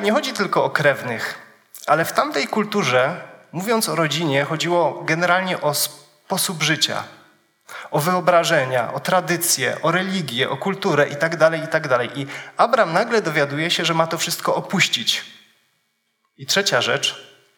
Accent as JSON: {"language": "Polish", "town": "Wisła", "region": "Silesian Voivodeship", "country": "Poland", "moved": "yes", "said": "przywiązany do miejsca, z którego pochodzę. Pochodzę z Wisły."}